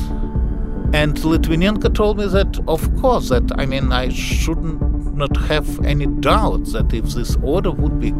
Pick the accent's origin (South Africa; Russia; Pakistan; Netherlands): Russia; now in United States; I was born in Russia, moved to the United States